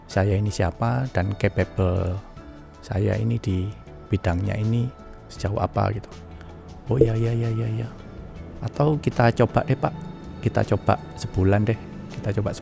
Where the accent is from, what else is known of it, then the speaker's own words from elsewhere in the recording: Java, Indonesia; accent: medok; nggak bisa orang bahasa Inggris saya juga medok